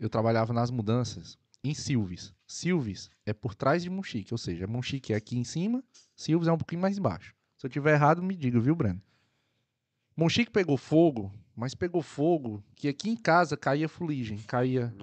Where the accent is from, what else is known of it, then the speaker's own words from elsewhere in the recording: Ceará, Brazil; also born or lived in Algarve, Portugal; now in Portugal; Sou cearense